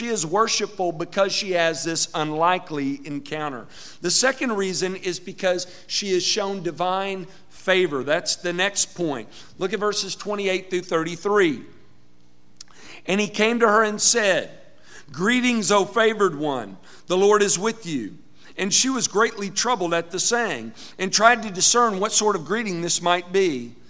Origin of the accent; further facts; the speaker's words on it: Arkansas, United States; I'm from Arkansas, and there are a lot of towns like that in Arkansas.